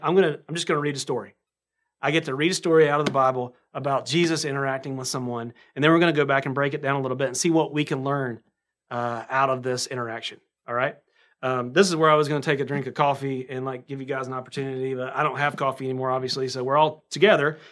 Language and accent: English; North Carolina, United States; accent: southern; I sound like a, um, like I'm from North Carolina, which I should